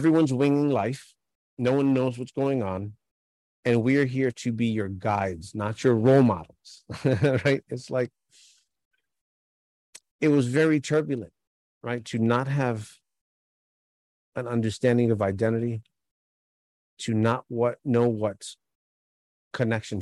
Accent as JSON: {"language": "English", "town": "New York City", "region": "New York", "country": "United States", "tie": "born or raised there", "said": "I grew up in New York City"}